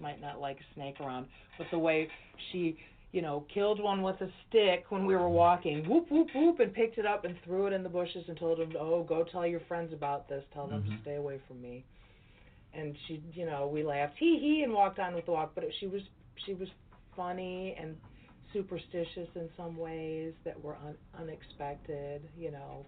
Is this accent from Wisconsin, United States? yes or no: no; Chicago, Illinois, United States; I am a lifelong Chicagoan.